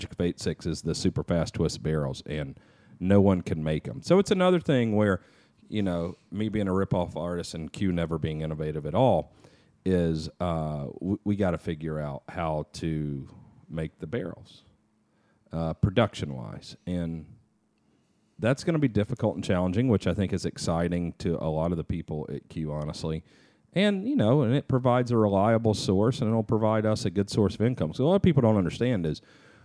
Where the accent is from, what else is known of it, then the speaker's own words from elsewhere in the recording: the South, United States; growing up in the South